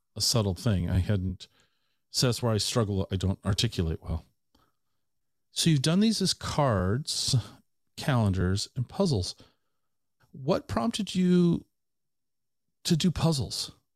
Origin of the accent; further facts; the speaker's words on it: Tacoma, Washington, United States; also born or lived in Ellensburg / Seattle; I grew up in the Tacoma area my entire life